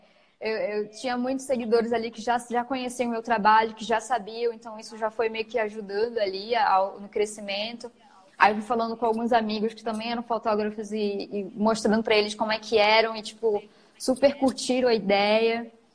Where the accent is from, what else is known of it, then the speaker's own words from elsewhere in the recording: Macapá, Amapá, Brazil; moved away as an adult; now in São Paulo, Brazil; eu sou de Macapá, sou macapaense. Me mudei para São Paulo faz mais ou menos quatro anos